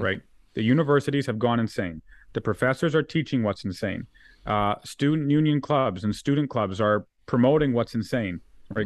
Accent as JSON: {"language": "English", "region": "Alberta", "country": "Canada", "said": "we're Albertans."}